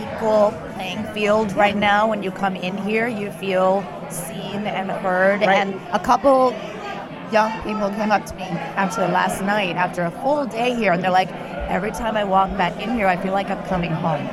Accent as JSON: {"language": "English", "country": "United States", "tie": "born or raised there", "said": "I was born in the U.S."}